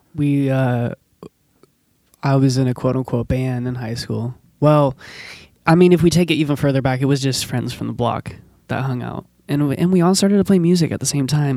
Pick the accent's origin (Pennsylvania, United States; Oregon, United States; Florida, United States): Oregon, United States; Forest Grove; I grew up in Forest Grove